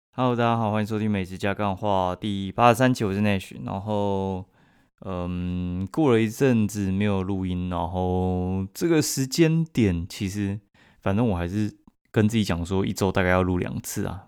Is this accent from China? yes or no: no; Kaohsiung, Taiwan; 我高雄人去台南也是一个日常生活